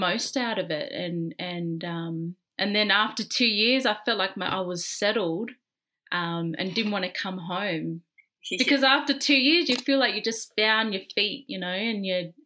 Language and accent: English; Australia; I'm fresh from Australia